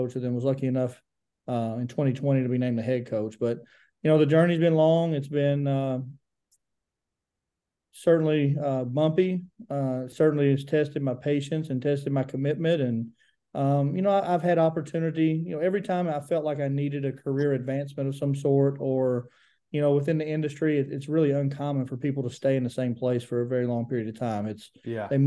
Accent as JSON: {"language": "English", "town": "Grundy", "region": "Virginia", "country": "United States", "tie": "born or raised there", "moved": "as an adult", "lives_now": "Pikeville, United States", "said": "I'm from Grundy, Virginia, originally born and raised, and graduated from Grundy in 2006"}